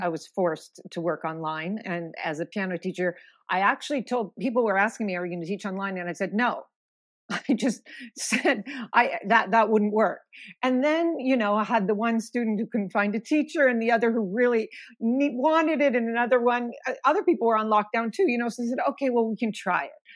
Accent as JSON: {"language": "English", "town": "Missoula", "region": "Montana", "country": "United States", "tie": "born or raised there", "moved": "as an adult", "said": "I'm originally from Missoula, Montana, and I spent, um, eighteen wonderful years growing up there."}